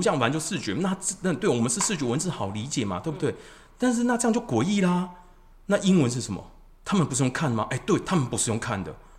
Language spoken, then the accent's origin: Chinese; Taiwan; 我们台湾人